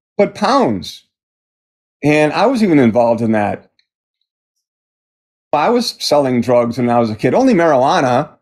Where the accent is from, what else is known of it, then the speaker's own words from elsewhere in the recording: Milwaukee, Wisconsin, United States; I grew up in Milwaukee, Wisconsin